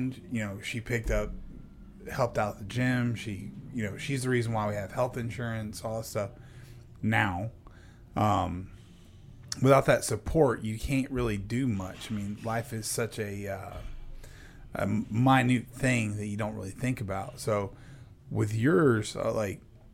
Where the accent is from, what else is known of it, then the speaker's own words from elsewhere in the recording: The Woodlands, Texas, United States; moved away; I'm from the Woodlands too